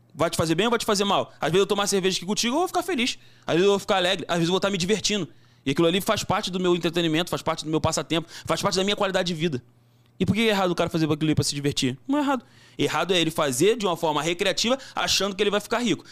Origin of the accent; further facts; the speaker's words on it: Brazil; sou brasileiro